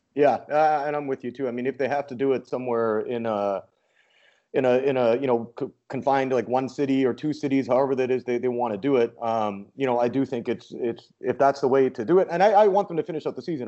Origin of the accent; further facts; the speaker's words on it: Vancouver, British Columbia, Canada; I'm from Vancouver